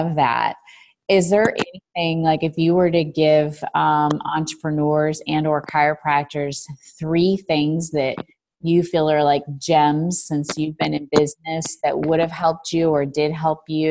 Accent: Chicago, Illinois, United States; We're from Chicago

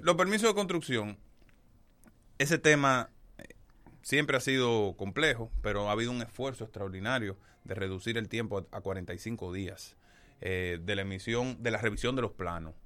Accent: Monte Plata, Dominican Republic; also born or lived in Distrito Nacional; now in Santo Domingo, Dominican Republic; crecí en Monteplata, pero yo soy yo he hecho mi vida aquí en el Distrito Nacional

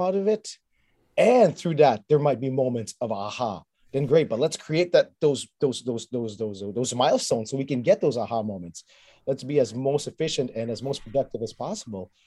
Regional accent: Montreal, Quebec, Canada; I was raised in Montreal, learned French and English

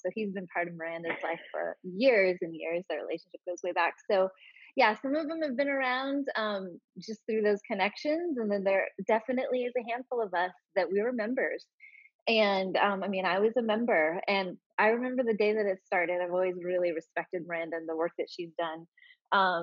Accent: Portland, Oregon, United States; I'm actually from Portland, so I am not a transplant.

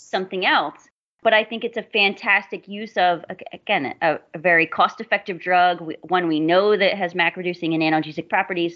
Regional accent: Southern Florida, United States; I'm from Florida. I grew up in Southern Florida

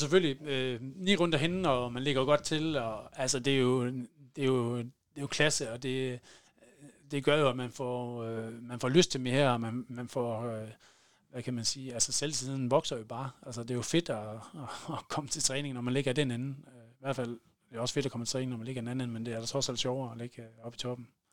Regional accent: Varde, Southern Denmark, Denmark; i Varde der, hvor jeg, hvor jeg er fra.

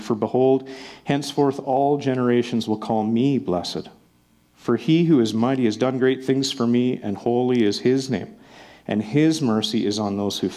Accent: Melfort, Saskatchewan, Canada; now in Calgary, Canada; I'm from Melfort, Saskatchewan

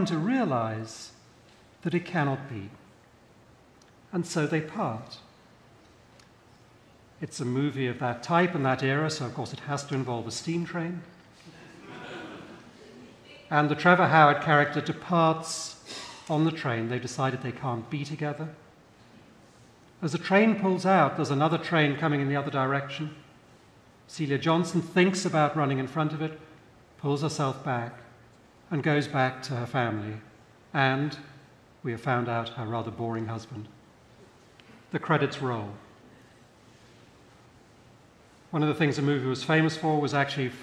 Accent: United Kingdom; moved away; I'm British by birth

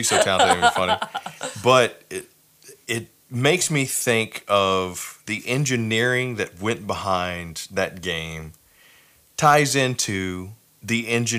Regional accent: Boston, Massachusetts, United States; Well, I'm from South Boston.

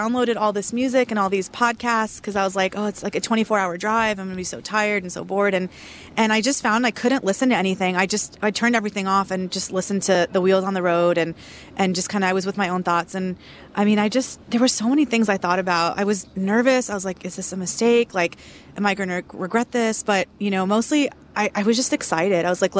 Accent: Houston, Texas, United States; It's like the number one question everybody asks me when they find out I'm from Houston, Texas.

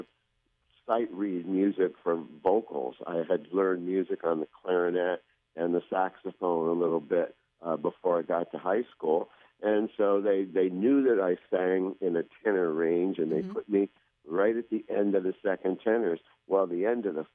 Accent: New York City, New York, United States; moved away; also born or lived in Bronx / California; I was born in the Bronx. I grew up in Brooklyn and then wound up doing radio in Manhattan for a few years. And I consider myself a New Yorker

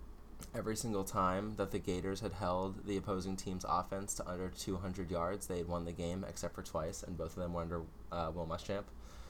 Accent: South Florida, United States; I am from South Florida. Football doesn't even mean anything there.

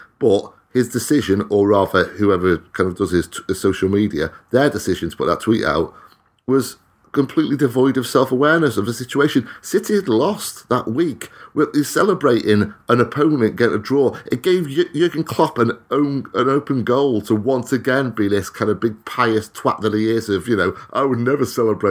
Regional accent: Wales, United Kingdom; as a Welshman

